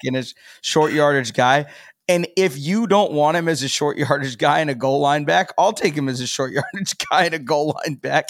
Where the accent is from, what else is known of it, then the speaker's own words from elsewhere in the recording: Columbus, Ohio, United States; born and raised in Columbus, Buckeye guy